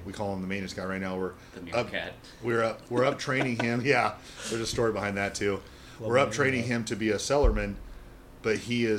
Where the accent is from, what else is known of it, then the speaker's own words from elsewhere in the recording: Kokomo, Indiana, United States; Northern Indiana, Kokomo.